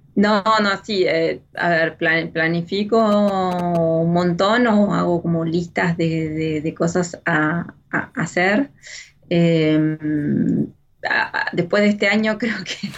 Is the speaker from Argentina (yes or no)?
yes; Argentina; moved away as an adult; now in France